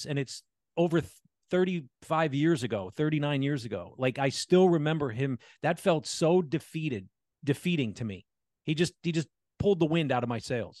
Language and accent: English; Allentown, Pennsylvania, United States; I grew up in Allentown.